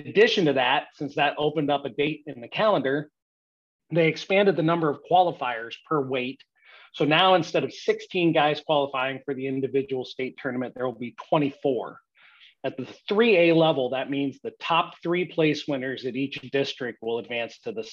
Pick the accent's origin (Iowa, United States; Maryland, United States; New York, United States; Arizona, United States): Iowa, United States; I grew up in Iowa. I wrestled for Sheraton High School